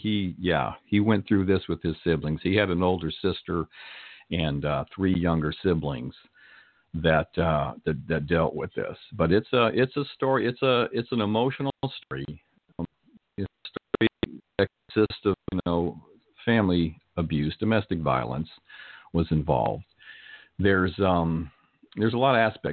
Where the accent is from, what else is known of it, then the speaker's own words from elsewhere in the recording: Arizona, United States; moved away as an adult; also born or lived in Canton, Ohio; now in Southern California, United States; We moved to Arizona when I was about 6 years old.